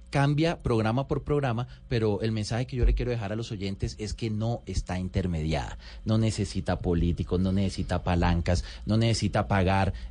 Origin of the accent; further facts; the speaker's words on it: Riohacha, La Guajira, Colombia; born there; Yo soy de provincia, orgullosamente colombiano. Yo nací en La Guajira, yo nací en Riohacha.